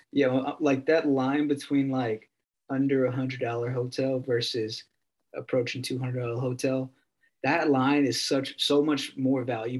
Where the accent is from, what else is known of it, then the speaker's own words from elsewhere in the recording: United States; We're American.